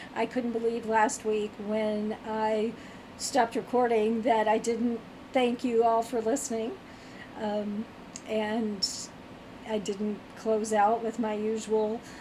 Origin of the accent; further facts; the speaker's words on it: Virginia, United States; I'm from Virginia, grew up in Virginia.